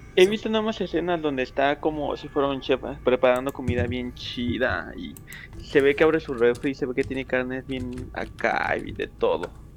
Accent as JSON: {"language": "Spanish", "region": "Mexico City", "country": "Mexico", "moved": "yes", "lives_now": "Washington, DC, United States", "said": "Vivíamos en la misma delegación, ¿saben? También soy de Tlahuac"}